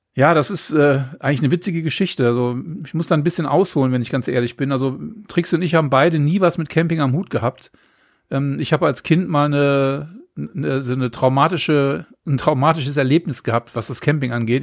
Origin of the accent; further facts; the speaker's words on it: Neuss, North Rhine-Westphalia, Germany; also born or lived in Hamburg; now in Lüneburg, Germany; bin aber gebürtig aus dem Rheinland, nämlich aus Neuss, der wunderschönen Stadt, linksrheinisch